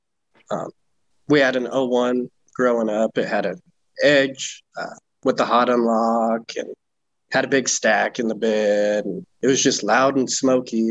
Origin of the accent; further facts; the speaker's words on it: Grand Junction, Colorado, United States; moved away as an adult; also born or lived in Pennsylvania / Iowa; I moved back here to my hometown, Grand Junction, and I live 5 minutes